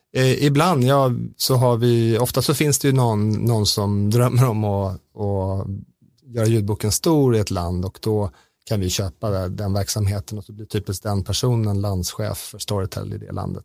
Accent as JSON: {"language": "Swedish", "country": "Sweden", "said": "som svensk"}